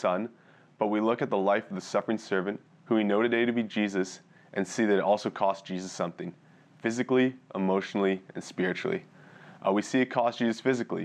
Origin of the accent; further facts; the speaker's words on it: Edmonton, Alberta, Canada; also born or lived in Pambrun, Saskatchewan / Red Deer, Alberta; I grew up in Edmonton, and I actually attended Leslie with my family growing up